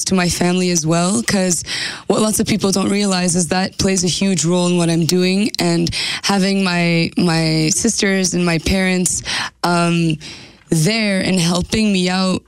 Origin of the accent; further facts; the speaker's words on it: Carman, Manitoba, Canada; I'm from Carman, Manitoba